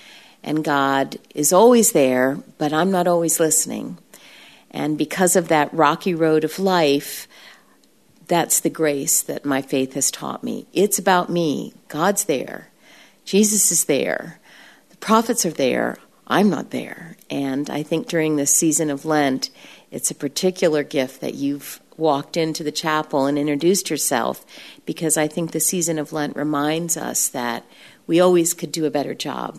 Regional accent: Brazil; My mom is retired now. She was a missionary overseas. I grew up in Brazil.

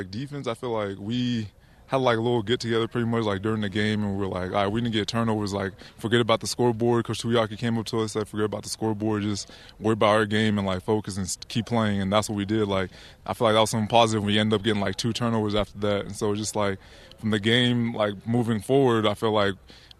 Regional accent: Liberia; now in United States; Like, when I came from Liberia, I came smiling because it's like I'm living the American dream

